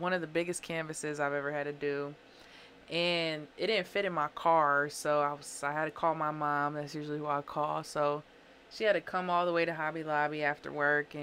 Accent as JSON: {"language": "English", "town": "Springfield", "region": "Illinois", "country": "United States", "moved": "yes", "lives_now": "Waukegan, United States", "said": "I'm from Springfield, Illinois."}